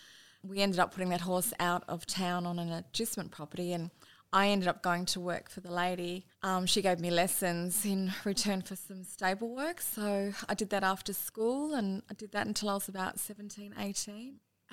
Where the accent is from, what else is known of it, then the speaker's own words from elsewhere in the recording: Dubbo, New South Wales, Australia; moved away as an adult; also born or lived in Melbourne; I grew up in Dubbo. We always lived in town. I'm one of four children, the eldest.